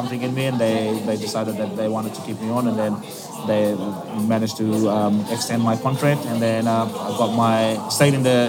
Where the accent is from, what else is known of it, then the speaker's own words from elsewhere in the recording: Lautoka, Western Division, Fiji; moved away as an adult; also born or lived in Washington, D.C.; now in Adelaide, Australia; moved from my hometown, Lautoka, which is in the west of Fiji